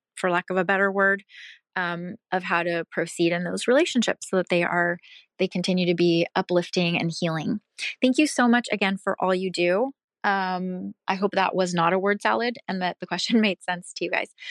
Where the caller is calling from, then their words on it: Pacific Northwest, United States; I'm calling from the Pacific Northwest